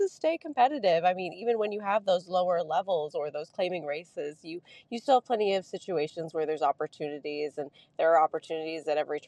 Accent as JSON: {"language": "English", "region": "New York", "country": "United States", "tie": "born or raised there", "also_born_or_lived": "Kentucky", "said": "I grew up in New York, so it's kind of like coming home to the cold, dark winters."}